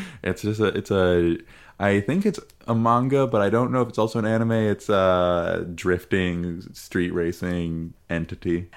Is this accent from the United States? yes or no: yes; United States; an American